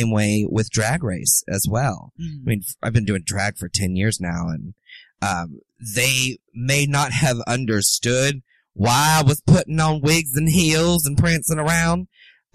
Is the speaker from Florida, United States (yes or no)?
yes; Umatilla, Florida, United States; also born or lived in Leesburg, Florida; I was born in Leesburg, uh-huh. But I was raised in Umatilla